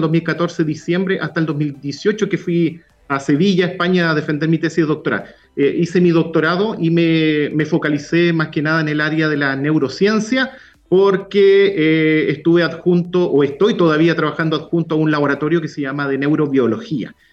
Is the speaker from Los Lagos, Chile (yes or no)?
yes; Puerto Montt, Los Lagos, Chile; also born or lived in Valdivia / Temuco; now in Concepción, Chile; yo soy eh, originario de Puerto Montt, nací en Valdivia